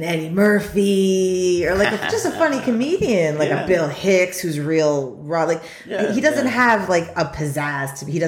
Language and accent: English; Australia; I'm not that Australian, although I am Australian